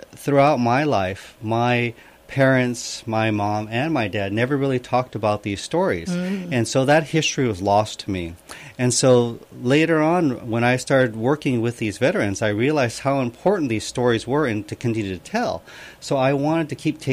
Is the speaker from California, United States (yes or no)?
yes; Los Angeles, California, United States; I was born and raised pretty much in Los Angeles, so I'm a Katonk